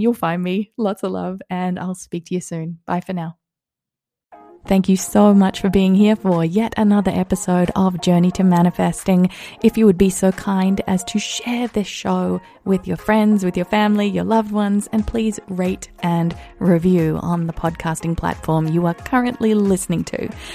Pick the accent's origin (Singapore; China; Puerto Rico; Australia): Australia; also born or lived in Sweden / England; now in Las Vegas, United States; I grew up in Australia. I lived in Sweden for a little while and in England